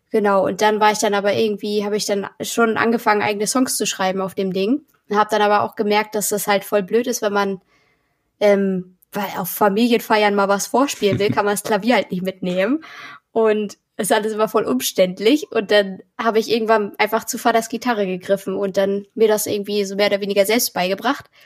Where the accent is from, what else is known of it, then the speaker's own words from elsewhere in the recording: Mecklenburg-Vorpommern, Germany; also born or lived in Berlin; genau, nach Mecklenburg, auf so ein kleines Dorf. Und ähm, ja, da haben auch nur 70 Leute gewohnt